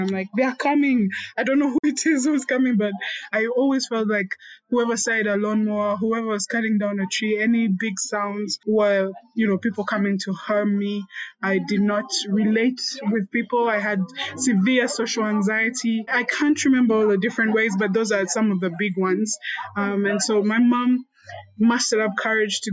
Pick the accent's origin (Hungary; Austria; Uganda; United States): Uganda; Growing up in Uganda